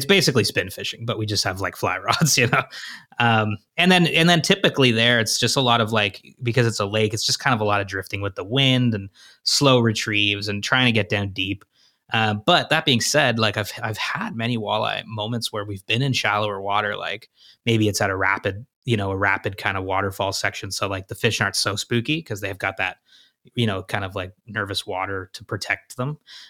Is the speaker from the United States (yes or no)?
no; Ottawa, Ontario, Canada; now in Toronto, Canada; Yeah, so I grew up in... I'm in Toronto now. I grew up in Ottawa, Ontario, which is our nation's capital.